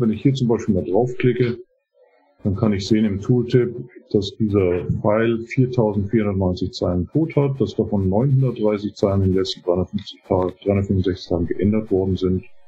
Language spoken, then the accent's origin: German; Munich area, Bavaria, Germany; moved away as an adult; now in United States; ich komme ursprünglich aus der Münchner Gegend, bin 2018 in die Vereinigten Staaten gezogen